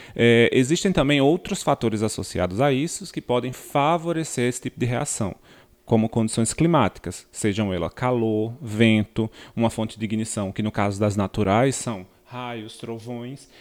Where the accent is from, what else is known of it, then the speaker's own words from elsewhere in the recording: Rio Grande do Norte, Brazil; venho diretamente das terras potiguaras do Rio Grande do Norte